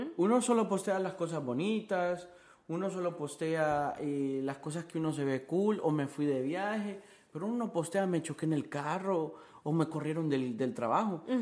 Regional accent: Honduras; moved away as an adult; now in Miami, United States; yo soy de Honduras

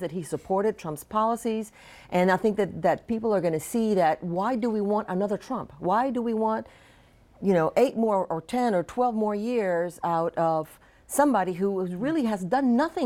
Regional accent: Louisiana, United States; now in South Florida, United States; I grew up in Louisiana

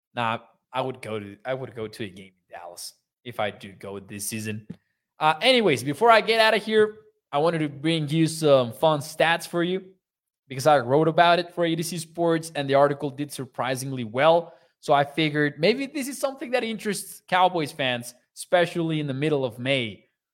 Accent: Mexico; born or raised there

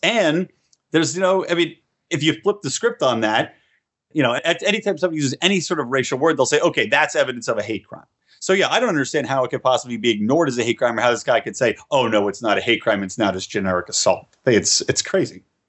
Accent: California, United States; in my home state of California

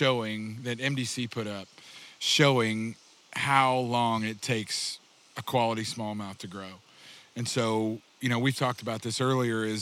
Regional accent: Republic, Missouri, United States; also born or lived in Alaska; I grew up about 30 miles east of where we are, or west of where we are right now, and outside of a little town called Republic

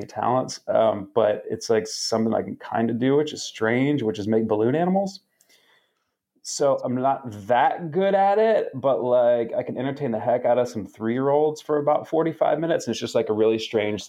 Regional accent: Atlanta, Georgia, United States; I grew up in Atlanta

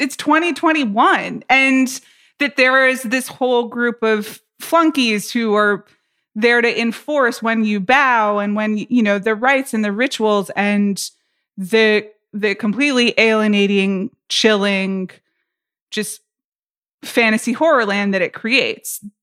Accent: United States; I'm American

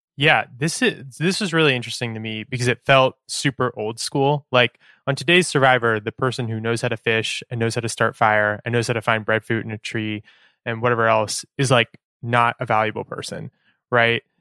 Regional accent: Sacramento, California, United States; now in Oakland, United States; I'm from Northern California. I'm from Sacramento.

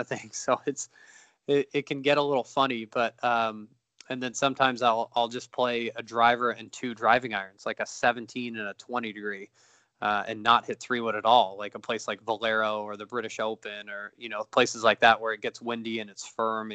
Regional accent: Beaumont, California, United States; also born or lived in Idyllwild, California / Riverside, California; growing up in Beaumont, which is between Riverside, where I went to school, and Palm Desert

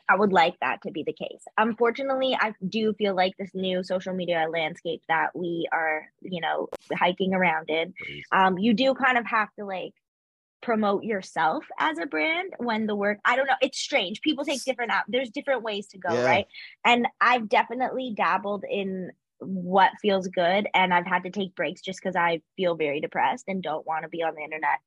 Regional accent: Canada; as a Canadian

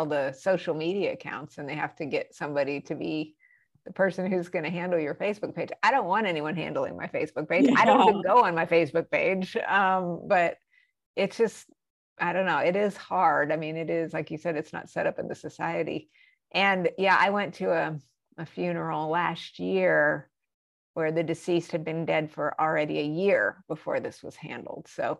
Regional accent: Albuquerque, New Mexico, United States; I grew up in Albuquerque, New Mexico. A lot of people go, Mexico? No, it's New Mexico. It's a state.

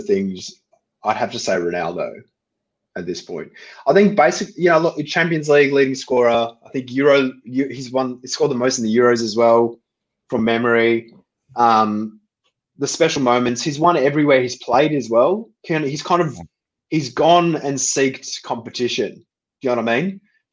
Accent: Australia

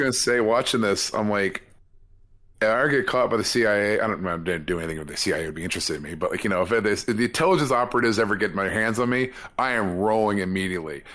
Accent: California, United States; as a Californian

